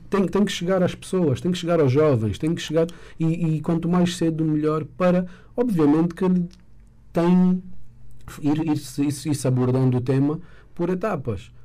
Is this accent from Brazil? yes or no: no; Angola; como angolanos e como, como cidadãos